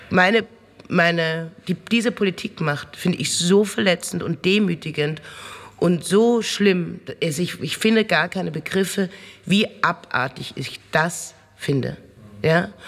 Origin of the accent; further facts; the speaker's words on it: Austria; dass man als Bürger mit so Situationen konfrontiert wird, als Österreicher, wie da umgegangen wird.